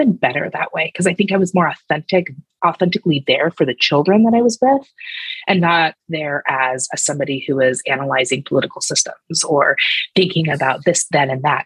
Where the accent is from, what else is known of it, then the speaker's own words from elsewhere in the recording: United States; moved away as an adult; also born or lived in Cambodia; I'm the only American on my team